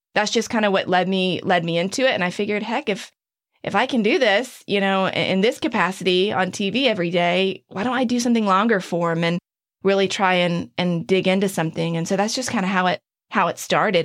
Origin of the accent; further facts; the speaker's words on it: Kill Devil Hills, North Carolina, United States; moved away; in my hometown, in my area